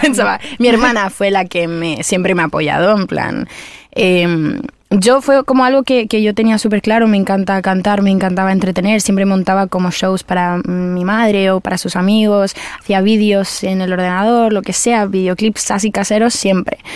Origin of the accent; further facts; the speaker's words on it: Spain; los artistas que venimos de España